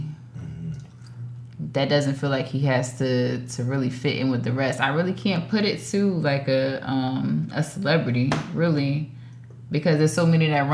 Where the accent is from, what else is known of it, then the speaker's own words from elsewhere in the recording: Trenton, New Jersey, United States; I was born and raised in Trenton